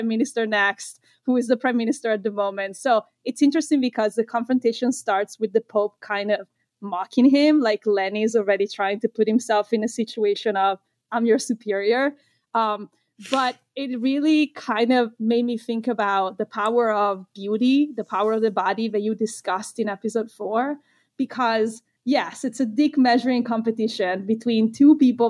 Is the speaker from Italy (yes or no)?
yes; Italy; moved away; growing up in Italy